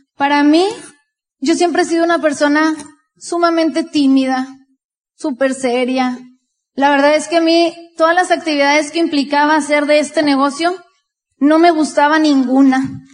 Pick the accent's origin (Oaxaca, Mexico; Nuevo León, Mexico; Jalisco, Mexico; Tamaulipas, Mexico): Nuevo León, Mexico; Monterrey; también de Monterrey, Nuevo León